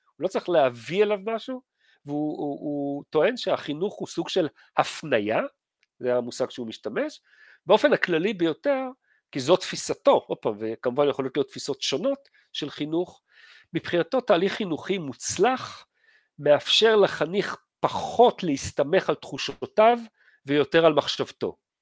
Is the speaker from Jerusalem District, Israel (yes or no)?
no; Givatayim, Tel Aviv District, Israel; אני התחנכתי בגבעתיים